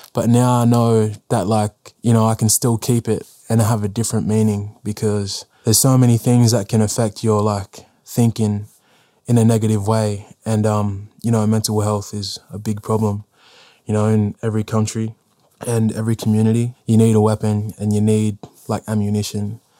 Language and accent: English; South Australia, Australia; I was born in South Australia